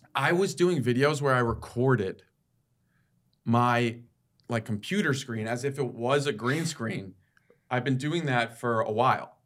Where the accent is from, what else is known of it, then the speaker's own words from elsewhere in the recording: Connecticut, United States; I grew up in Connecticut